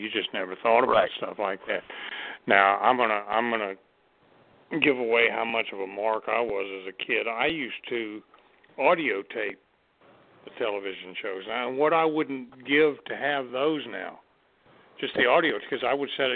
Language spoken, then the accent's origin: English; Mobile, Alabama, United States; moved away; when I was a kid, I would get the newspaper clippings out of the Mobile paper